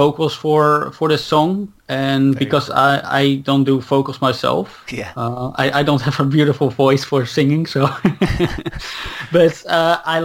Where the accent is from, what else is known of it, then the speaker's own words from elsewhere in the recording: Netherlands; English is a second language; I grew up here in Holland, so I'm fully Dutch